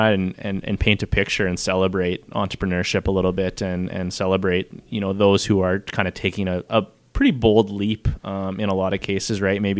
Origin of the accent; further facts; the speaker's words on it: Moose Jaw, Saskatchewan, Canada; I grew up in Moose Jaw